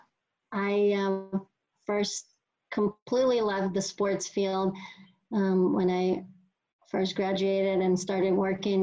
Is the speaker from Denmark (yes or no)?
no; Russia; moved away as an adult; now in United States; growing up in Russia